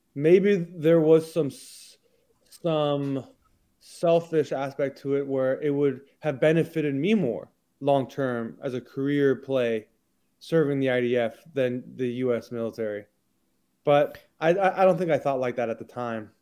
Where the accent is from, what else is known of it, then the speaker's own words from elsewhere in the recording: Houston, Texas, United States; moved away as an adult; also born or lived in Massachusetts / Israel; I was born and raised in Houston, Texas.